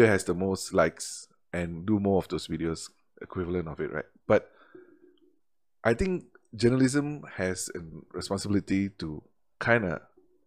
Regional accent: Malaysia; as Malaysians

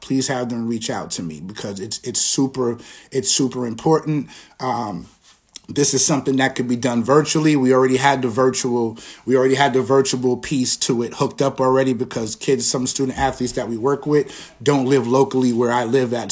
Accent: East Hampton, New York, United States; I'm from, I'm from Long Island, New York. I'm from East Hampton, New York, and, uh, played basketball growing up

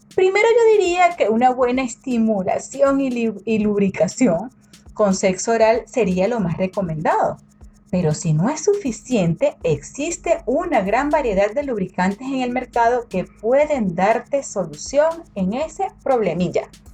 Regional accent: Venezuela; moved away; en mi país natal, en Venezuela

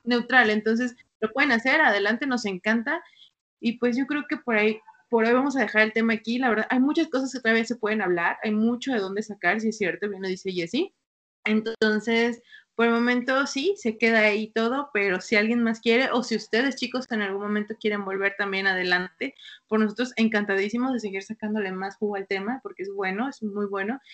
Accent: Mexico; los que somos de México

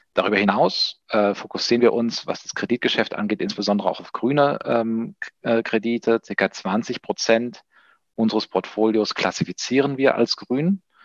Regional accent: Taunus, near Frankfurt, Hesse, Germany; also born or lived in Spain / France / Central America; Ich komme hier tatsächlich aus der Umgebung Frankfurt, wo wir auch unser, unser Office haben, äh, aus, dem, aus dem Taunus

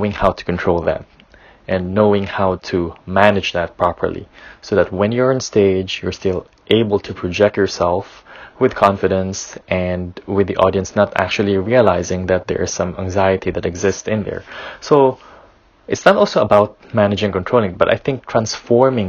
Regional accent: Philippines; I come from the Philippines

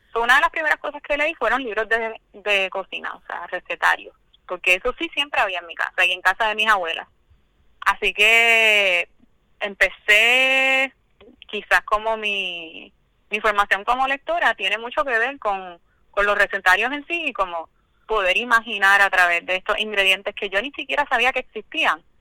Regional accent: Cabo Rojo, Puerto Rico; moved away; yo soy de Cabo Rojo, del campo en Cabo Rojo

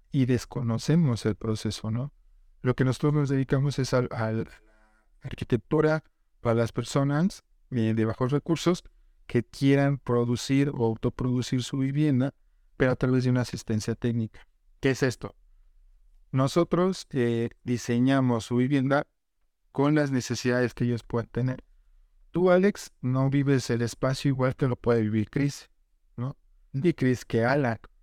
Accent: central Mexico, Mexico; also born or lived in Sonora; Somos mexicanos

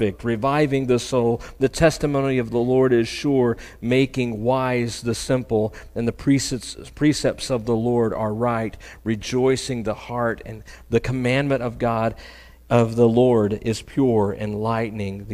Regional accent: Oklahoma, United States; I'm from Oklahoma. I'm just a country boy, right? My version of water is Lake Hudson or Fort Gibson

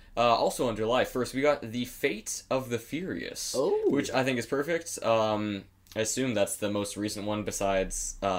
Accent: Canada; We're Canadian.

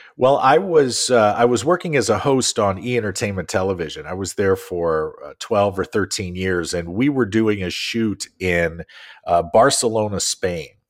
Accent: St. Louis, Missouri, United States; I grew up in Saint Louis

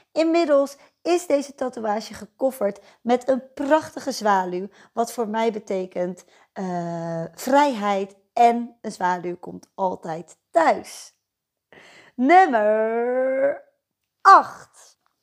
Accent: Netherlands; moved away as an adult; now in Nieuwegein, Netherlands; Ik ben geboren en getogen in Beeldhoven en voor de liefde naar Nieuwegein verhuisd en daar woon ik nu nog steeds.

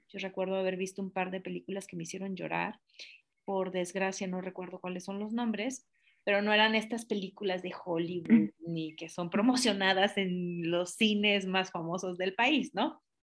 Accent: Tapachula, Chiapas, Mexico; yo soy de Tapachula originaria

